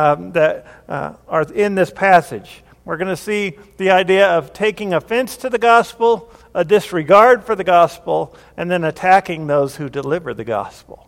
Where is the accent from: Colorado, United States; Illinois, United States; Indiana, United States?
Colorado, United States; Grand Junction; I was born here in Colorado Springs, and then sometime before I turned two or something, we moved to Grand Junction, Colorado, and lived there for 9 to 10 years